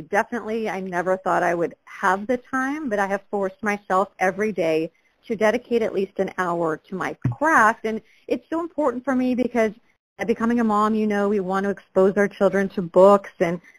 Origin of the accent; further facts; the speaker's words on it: Galt, California, United States; I was raised in Galt, a really small town in Sacramento County, 20,000 people.